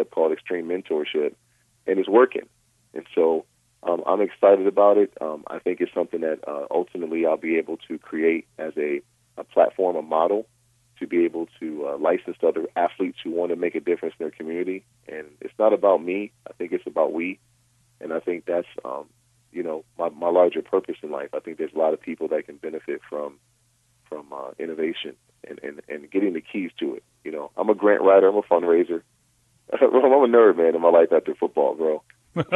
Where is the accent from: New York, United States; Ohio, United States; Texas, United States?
New York, United States; Rochester; now in Westlake Village, United States; my hometown of Rochester, New York